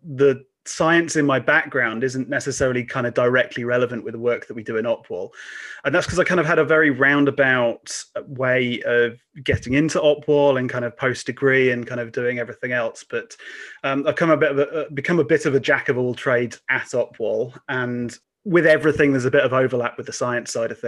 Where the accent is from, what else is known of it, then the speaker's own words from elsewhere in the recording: Lincolnshire, East Midlands, United Kingdom; I grew up in Lincolnshire